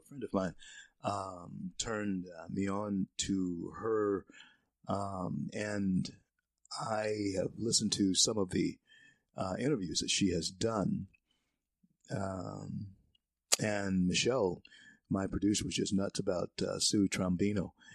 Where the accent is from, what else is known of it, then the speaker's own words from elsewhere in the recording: Shreveport, Louisiana, United States; Shreveport's a great town, my hometown.